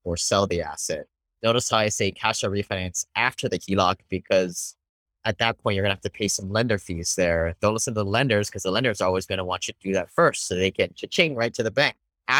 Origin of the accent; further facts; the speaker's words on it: Hawaii, United States; moved away; I grew up in Hawaii, became an engineer